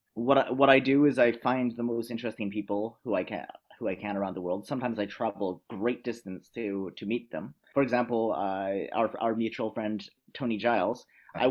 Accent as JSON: {"language": "English", "country": "Canada", "moved": "yes", "lives_now": "Vienna, Austria", "said": "I'm originally from Canada, but I live and work in Austria."}